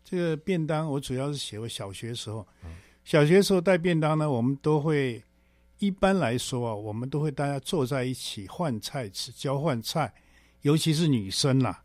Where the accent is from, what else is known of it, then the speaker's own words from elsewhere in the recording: Taipei, Taiwan; 我们以前小时候在台北的那个村子里面呢， 上海人跟南京人都有